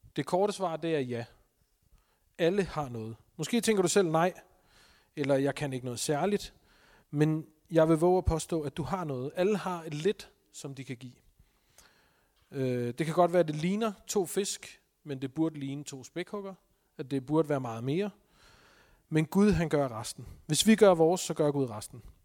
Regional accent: Denmark; Vi er som danskere

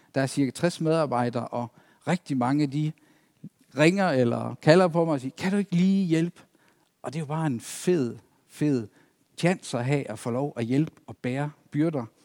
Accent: East Himmerland, North Jutland, North Denmark Region, Denmark; moved away as an adult; also born or lived in Zealand; now in Næstved, Denmark; Oprindeligt så kom jeg ud fra Østhimmerland, ud fra Vorst, menigheden derude, hvor jeg trådte mine barnesko

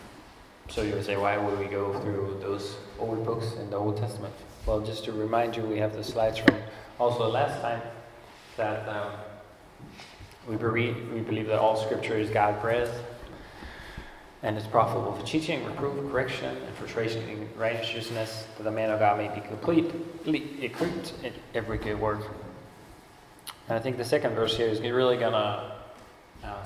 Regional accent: Denmark; moved away; I grew up in Denmark

